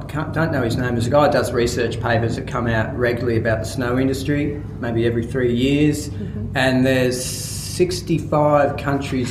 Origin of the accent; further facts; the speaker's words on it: Melbourne, Victoria, Australia; I grew up in Melbourne